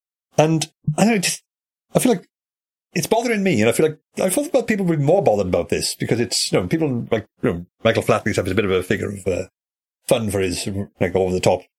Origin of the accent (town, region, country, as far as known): Wales, United Kingdom